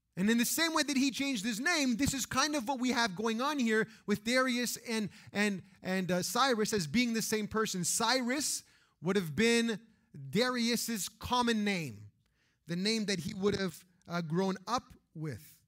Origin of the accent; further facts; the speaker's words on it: Canada; we grew up in Canada